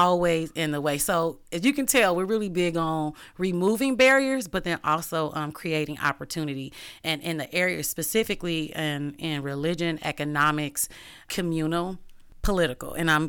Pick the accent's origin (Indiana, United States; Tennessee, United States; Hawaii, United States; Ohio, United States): Ohio, United States; Cincinnati; also born or lived in Dayton; And so I'm not from here. I'm from Cincinnati and I've lived in other places.